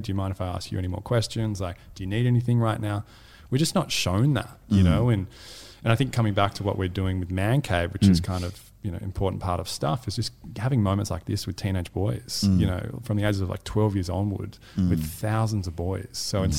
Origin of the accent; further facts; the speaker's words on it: Australia; our upbringing as young Australian men.